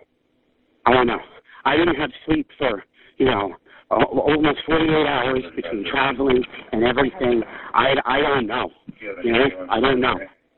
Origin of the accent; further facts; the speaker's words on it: New York, United States; I'm from New York, and I've never had this happen.